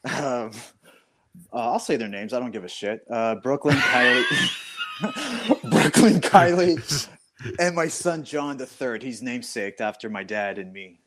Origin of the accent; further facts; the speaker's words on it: Thornhill, Ontario, Canada; I grew up in Thornhill. Well from grade four to grade eight